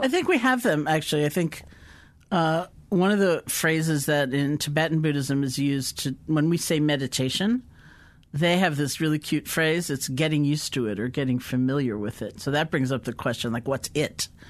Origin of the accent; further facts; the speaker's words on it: East Coast of the US, United States; I grew up in the East Coast of the U S